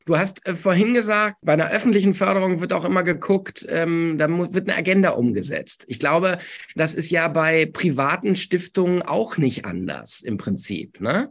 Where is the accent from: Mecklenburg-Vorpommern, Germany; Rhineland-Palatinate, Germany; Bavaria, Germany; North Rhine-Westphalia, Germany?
North Rhine-Westphalia, Germany; Essen; in meiner Heimatstadt. Ich äh, hm. bin ja in Essen geboren.